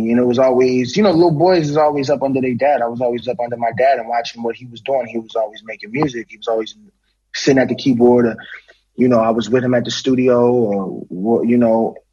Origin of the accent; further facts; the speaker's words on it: Philadelphia, Pennsylvania, United States; grew up in Philly.